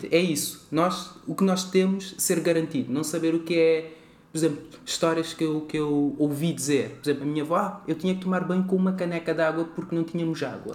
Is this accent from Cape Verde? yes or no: yes; Praia, Cape Verde; now in Portugal; eu nasço em Cabo Verde, na cidade da Praia.